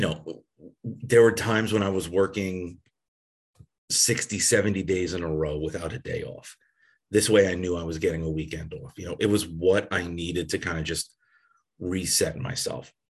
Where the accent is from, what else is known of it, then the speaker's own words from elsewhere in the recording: Long Island, New York, United States; moved away; where I grew up on Long Island, New York